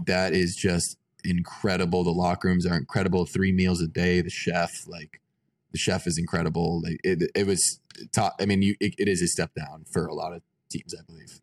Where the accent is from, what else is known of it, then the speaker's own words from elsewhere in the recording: Lake Worth, Florida, United States; I'm from Lake Worth, Florida. It's like kind of north of Fort Lauderdale